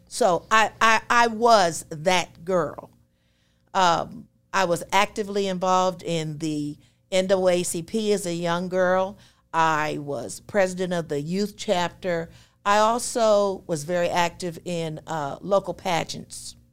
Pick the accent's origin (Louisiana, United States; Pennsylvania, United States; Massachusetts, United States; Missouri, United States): Pennsylvania, United States; West Grove; moved away; I was born in West Grove, Pennsylvania